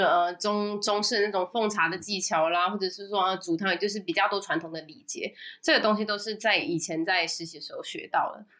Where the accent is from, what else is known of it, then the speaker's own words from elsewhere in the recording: Taiwan; moved away as an adult; now in Singapore; 我是台湾人，真正的呢，正港台湾人